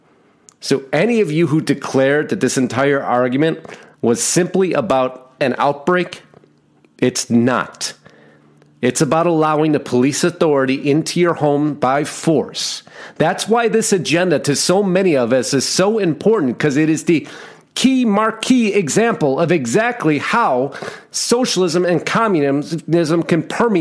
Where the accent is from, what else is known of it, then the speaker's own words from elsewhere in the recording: Arizona, United States; my home state, Arizona